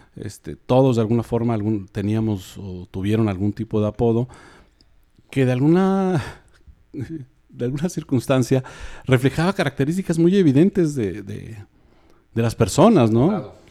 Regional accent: Mexico City, Mexico; now in Monterrey, Mexico; tengo muchos años viviendo aquí, o sea, yo me considero más pues, regio, yo no me considero ya chilango

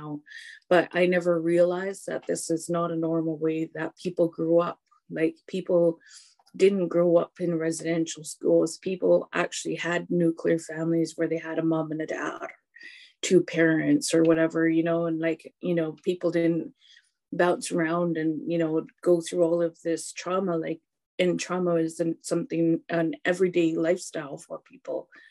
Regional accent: Hesquiaht, British Columbia, Canada; now in Port Alberni, Canada; Histakshith Heshkwiat, which means I come from Heshkwit. Heshkwit Aksups means I'm a Heshkwit woman

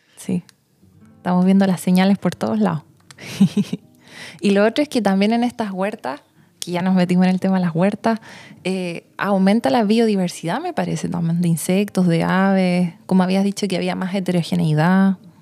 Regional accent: Santiago, Santiago Metropolitan Region, Chile; now in Pucón, Chile; yo crecí en Santiago, en la gran ciudad

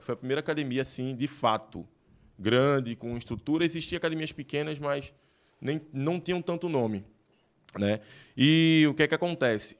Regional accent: Recife, Pernambuco, Brazil; now in Rio Grande do Sul, Brazil; Recife, Pernambuco, né? E no bairro ali da, da. Acho que foi no Hospital das Clínicas, eu tô falando até onde eu nasci

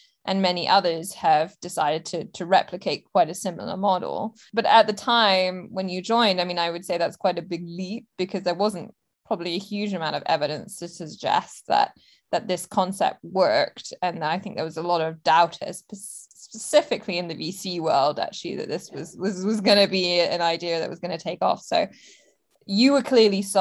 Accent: Hong Kong; I was actually born in Hong Kong

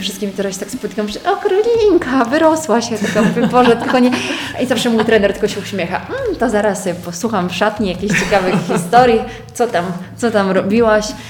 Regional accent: Poland; Tylko ja z Polski poleciałam

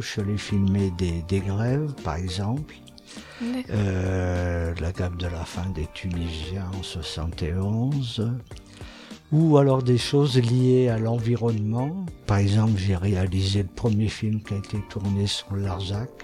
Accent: Saint-Étienne, Auvergne-Rhône-Alpes, France; je suis né à Saint-Étienne et je continue de vivre à Saint-Étienne

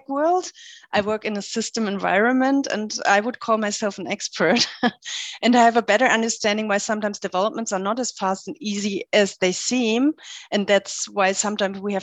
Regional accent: middle of Germany, Central Germany, Germany; moved away as an adult; also born or lived in Lüneburg; I grew up in a very small place in the middle of Germany

